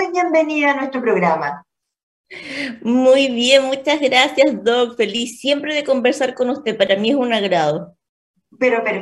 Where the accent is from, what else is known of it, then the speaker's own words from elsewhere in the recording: Punta Arenas, Magallanes, Chile; moved away as an adult; now in Santiago, Chile; soy médico nutrióloga, diabetóloga también, soy, de, soy magallánica, soy de Punta